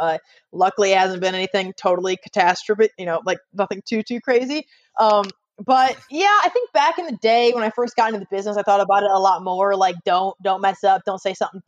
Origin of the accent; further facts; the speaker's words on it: Ohio, United States; moved away as an adult; also born or lived in Houston, Texas; now in Alabama, United States; I'm from Ohio. I went to Bowling Green State University